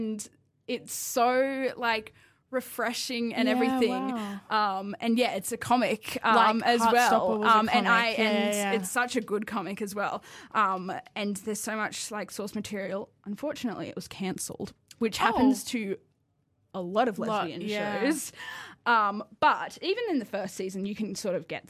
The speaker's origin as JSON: {"language": "English", "town": "Wollongong", "region": "New South Wales", "country": "Australia", "tie": "born or raised there", "said": "I didn't grow up in Sydney, I grew up in Wollongong"}